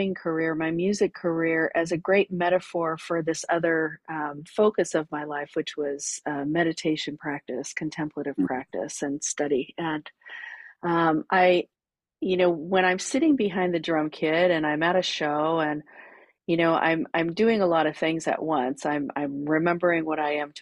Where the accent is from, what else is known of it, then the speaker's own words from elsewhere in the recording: California, United States; moved away as an adult; also born or lived in New York City; I grew up in California. I moved to New York City after I graduated from college